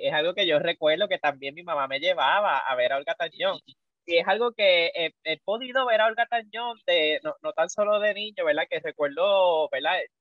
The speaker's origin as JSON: {"language": "Spanish", "country": "Puerto Rico", "said": "en la comunidad que hay aquí en Puerto Rico"}